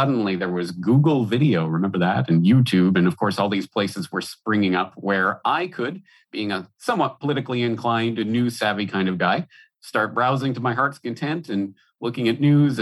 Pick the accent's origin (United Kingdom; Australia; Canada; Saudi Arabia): Canada; Alberta; moved away as an adult; also born or lived in Ireland; now in Japan; I'm Canadian by birth, born and raised in Alberta, Canada.